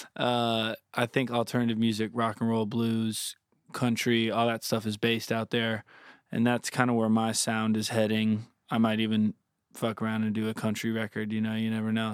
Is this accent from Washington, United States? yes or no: no; Southwest Florida, United States; growing up in Florida, like, Southwest Florida, on fifteen minutes, twenty minutes from the water